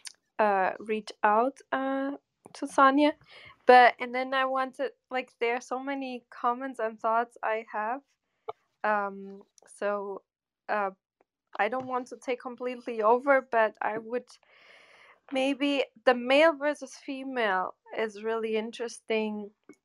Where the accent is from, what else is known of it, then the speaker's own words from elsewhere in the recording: Germany; where I grew up in Germany